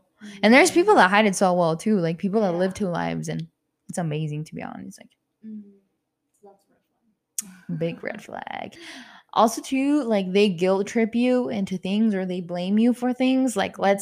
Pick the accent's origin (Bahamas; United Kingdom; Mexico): Mexico; moved away; I grew up in Mexico